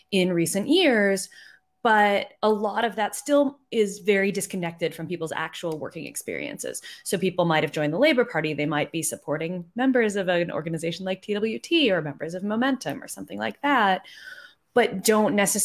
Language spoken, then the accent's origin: English; United States; accent: American; as you can hear from my accent, I'm an American and I'm a labor journalist mostly in the States